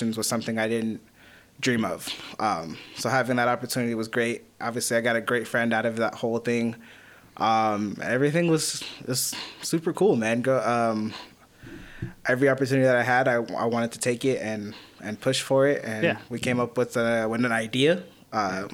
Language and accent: English; Phoenix, Arizona, United States; I grew up here in Phoenix, Arizona, in the valley